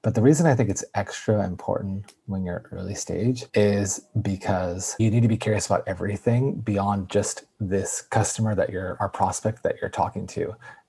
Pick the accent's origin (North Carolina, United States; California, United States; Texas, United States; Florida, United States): California, United States; Yosemite Valley; born there; I was born in Yosemite Valley. And so if anybody's ever been to Yosemite, there's the valley portion of it. And there's a small medical center there. And I was actually born in that medical center because I was early.